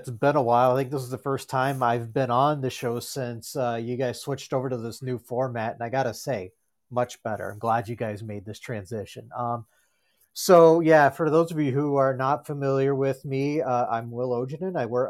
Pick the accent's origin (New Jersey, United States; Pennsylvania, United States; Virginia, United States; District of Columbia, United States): Virginia, United States; now in Minneapolis, United States; I live in the Twin Cities in the suburbs of Minneapolis. I am originally from Virginia.